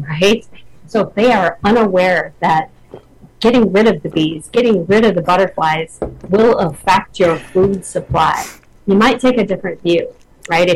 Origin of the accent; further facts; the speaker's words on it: Minnesota, United States; I grew up in Minnesota